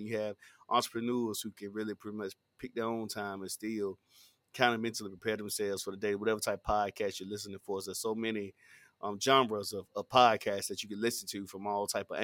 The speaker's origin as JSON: {"language": "English", "town": "Tarboro", "region": "North Carolina", "country": "United States", "tie": "born or raised there", "said": "I've been born and raised in Tarboro, North Carolina"}